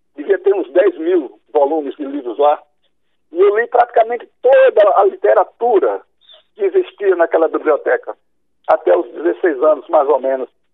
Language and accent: Portuguese; Murici, Alagoas, Brazil; minha infância em Murici